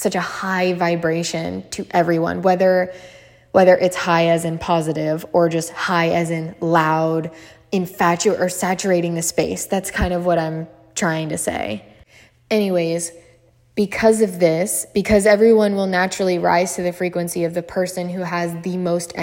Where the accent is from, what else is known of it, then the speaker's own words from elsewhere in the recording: Maryland, United States; growing up in Maryland. If you guys don't know, that's where I'm from.